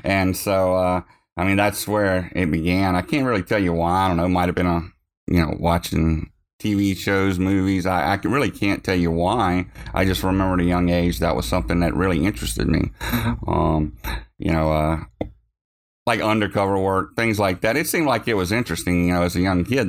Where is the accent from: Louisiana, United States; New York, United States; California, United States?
Louisiana, United States; Montpelier; I grew up in Montpelier, is where I was born.